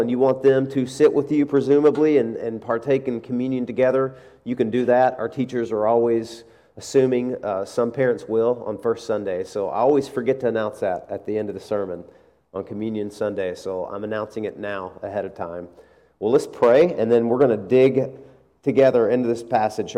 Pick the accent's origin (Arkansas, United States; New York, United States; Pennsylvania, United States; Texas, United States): Arkansas, United States; moved away; I'm from Arkansas